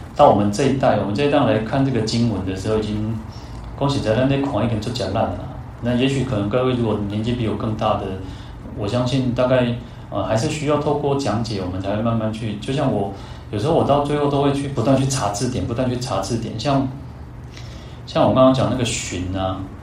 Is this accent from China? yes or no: no; Taiwan; 我们以台湾来讲